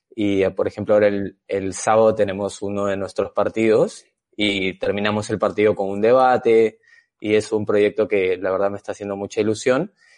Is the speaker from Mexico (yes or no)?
no; Peru; moved away as an adult; now in Spain; yo soy eh, peruano de nacimiento, vivo aquí en, España hace un poco más de 10 años